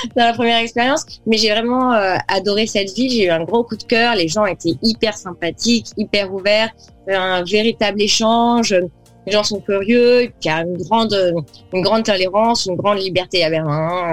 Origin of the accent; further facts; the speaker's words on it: Cannes, Provence-Alpes-Côte d'Azur, France; moved away as an adult; also born or lived in Saint-Tropez / Montpellier / Paris; j'ai grandi à Cannes